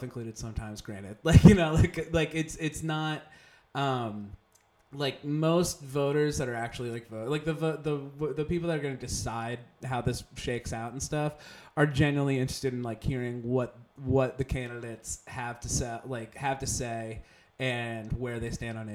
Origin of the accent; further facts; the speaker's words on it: West Chester, Pennsylvania, United States; moved away as an adult; also born or lived in Philadelphia, Pennsylvania; Westchester, Pennsylvania is suburban Philadelphia